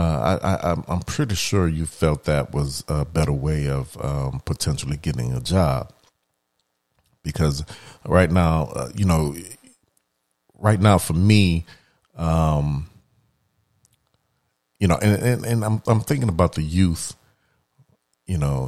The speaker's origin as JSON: {"language": "English", "town": "New Orleans", "region": "Louisiana", "country": "United States", "tie": "born or raised there", "moved": "yes", "said": "I'm from New Orleans. And, you know, I have family members that are still there"}